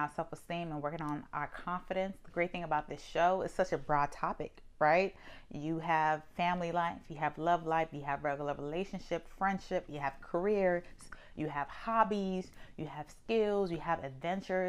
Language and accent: English; New York, United States; I'm from New York